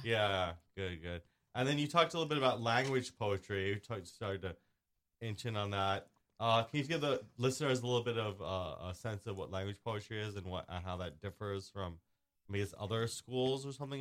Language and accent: English; New York City, New York, United States; I grew up in Staten Island